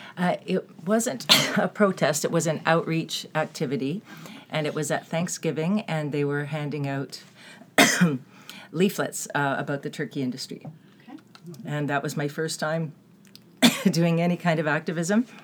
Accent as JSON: {"language": "English", "town": "Toronto", "region": "Ontario", "country": "Canada", "tie": "born or raised there", "also_born_or_lived": "Vancouver", "moved": "yes", "said": "I was born in Toronto, but I lived for 20 years in Vancouver."}